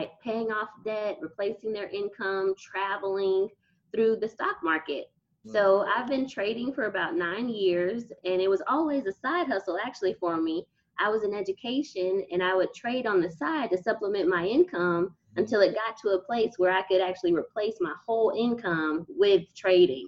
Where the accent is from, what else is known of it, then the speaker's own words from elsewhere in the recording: Texas, United States; moved away as an adult; I was from Texas and had never been anywhere before